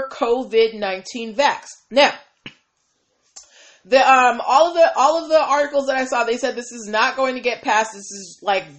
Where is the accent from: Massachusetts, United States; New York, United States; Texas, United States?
Massachusetts, United States; my home state, Massachusetts